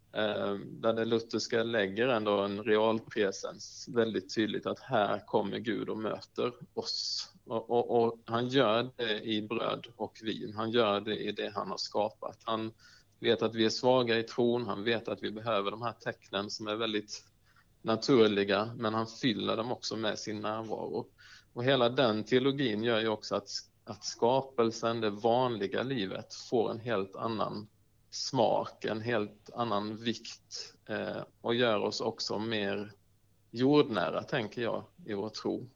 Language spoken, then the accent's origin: Swedish; Markaryd, Kronoberg County, Sweden; also born or lived in Uppsala; now in Bankeryd, Sweden; där jag faktiskt gick hemma i Markaryd